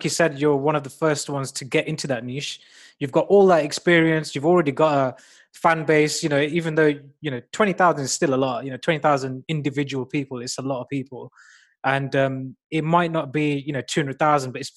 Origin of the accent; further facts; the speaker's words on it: Coventry, West Midlands, United Kingdom; I'm from Coventry